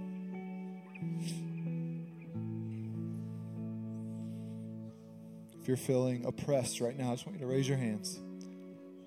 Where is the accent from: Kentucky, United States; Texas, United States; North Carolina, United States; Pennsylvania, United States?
Texas, United States; West; moved away as an adult; now in Visalia, United States; I am from West Texas. I'm a country boy